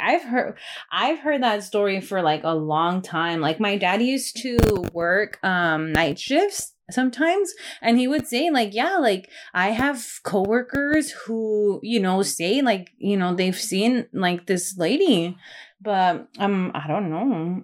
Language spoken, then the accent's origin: English; Delano, California, United States; I grew up in Delano